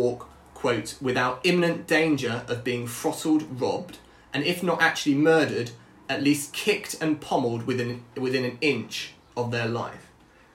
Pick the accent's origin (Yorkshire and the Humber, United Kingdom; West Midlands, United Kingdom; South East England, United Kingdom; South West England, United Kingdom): South East England, United Kingdom; Brighton; we're both from Brighton